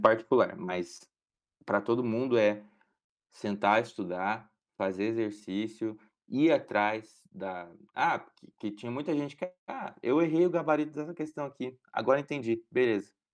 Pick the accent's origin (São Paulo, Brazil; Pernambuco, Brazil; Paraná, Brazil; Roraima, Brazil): Paraná, Brazil; Eu tinha um desejo muito grande de fazer federal, de continuar aqui na minha casa, na minha cidade onde eu cresci, com os meus pais